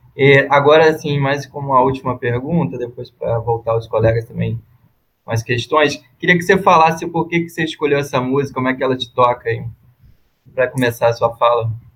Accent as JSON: {"language": "Portuguese", "region": "Rio de Janeiro", "country": "Brazil", "said": "sou do Rio"}